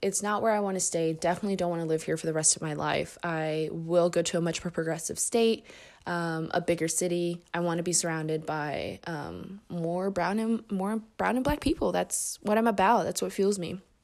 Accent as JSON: {"language": "English", "town": "Indianapolis", "region": "Indiana", "country": "United States", "tie": "born or raised there", "also_born_or_lived": "Mexico City, Mexico", "said": "I moved to Indy when I was six years old, and I've been here since"}